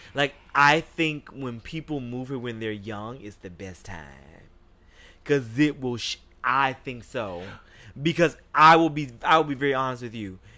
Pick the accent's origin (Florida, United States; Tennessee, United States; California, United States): Florida, United States; Jacksonville; moved away as an adult; now in New York City, United States; I grew up in Jacksonville, Florida